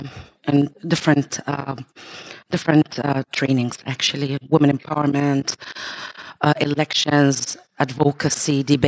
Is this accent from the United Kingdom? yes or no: no; Libya; I'm from Libya.